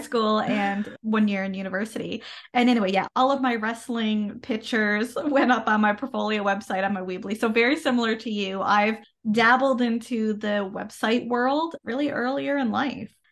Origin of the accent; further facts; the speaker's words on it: Canada; I am a Canadian social worker